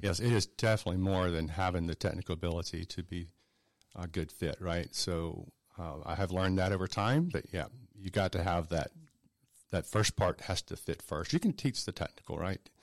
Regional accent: South Georgia, United States; also born or lived in Atlanta; I grew up in South Georgia. Uh, so I'm a native Georgian. I'm not native to Atlanta. I moved here in nineteen eighty-eight

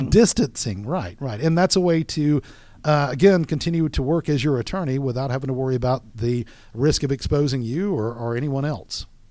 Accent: Florida, United States; now in Georgia, United States; I'm from Florida

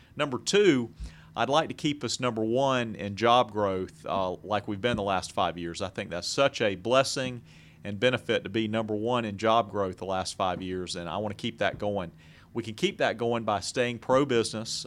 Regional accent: Jacksonville, Florida, United States; moved away as an adult; also born or lived in Americus, Georgia / Macon, Georgia; now in Gwinnett County, United States; I grew up in Jacksonville

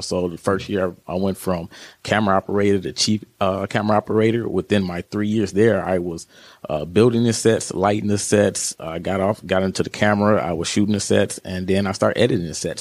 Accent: Joliet, Illinois, United States; also born or lived in Hollywood, California / Carbondale, Illinois; I'm from the Chicago area out of Joliet.

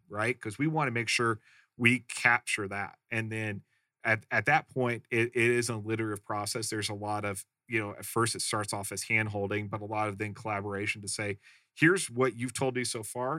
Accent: Midwest, United States; I grew up in the Midwest

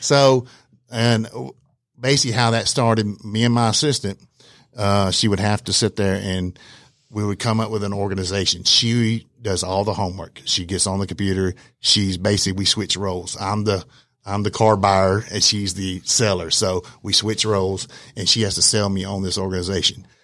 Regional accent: Alabama, United States; moved away; also born or lived in Hawaii; I'm originally from Alabama

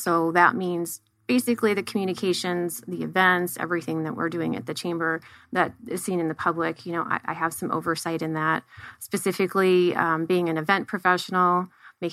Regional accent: right outside of Cleveland, Northeast Ohio, United States; moved away as an adult; now in Tempe, United States; I come from Northeast Ohio, right outside of Cleveland. So I grew up with diversity

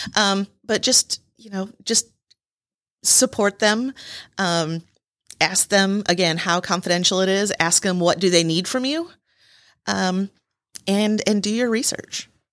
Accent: Michigan, United States; moved away as an adult; now in Rome, Georgia, United States; I am from Michigan

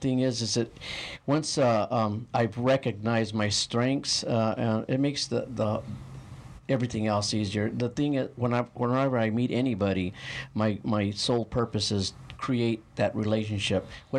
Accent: San Manuel, Arizona, United States; It's a little town, just north of here, a little mining town.

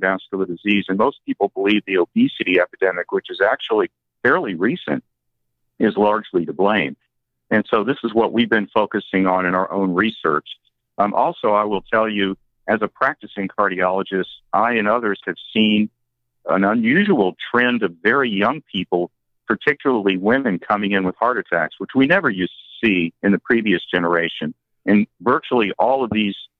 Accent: South Georgia, United States; I was very much influenced by people in South Georgia where I grew up

